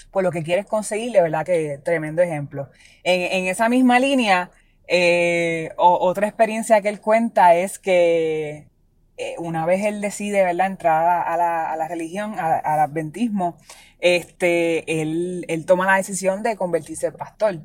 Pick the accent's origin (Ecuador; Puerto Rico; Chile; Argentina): Puerto Rico; como puertorriqueños